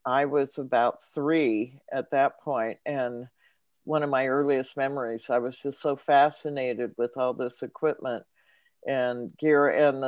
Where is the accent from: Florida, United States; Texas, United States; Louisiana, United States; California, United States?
California, United States; Los Angeles; I grew up in Los Angeles, which is not far from Hollywood.